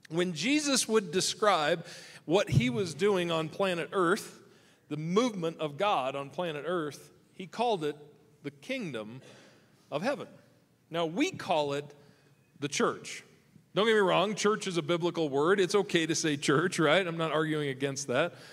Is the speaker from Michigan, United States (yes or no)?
yes; Michigan, United States; so I can come out here and remember what sunshine feels like because I'm from Michigan. So I, I, I, come out here from Michigan.